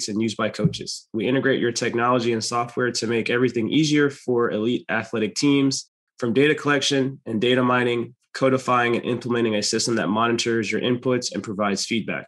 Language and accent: English; Jamaica; now in North Carolina, United States; I'm actually Jamaican